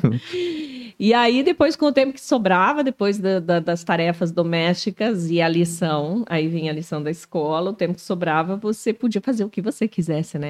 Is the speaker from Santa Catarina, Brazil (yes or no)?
yes; Canoinhas, Santa Catarina, Brazil; now in Joinville, Brazil; Eu sou natural de Canoinhas.